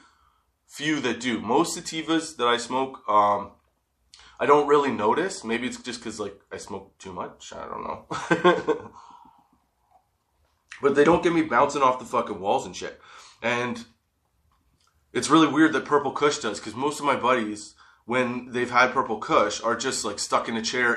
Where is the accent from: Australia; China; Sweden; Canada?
Canada; Guelph, Ontario; I'm from Guelph, Ontario, Canada